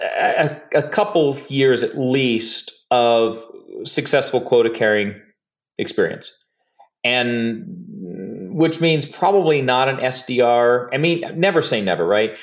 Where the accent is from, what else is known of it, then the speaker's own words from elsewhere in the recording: Hollywood, Florida, United States; I grew up in South Florida, uh, near Fort Lauderdale, place called Hollywood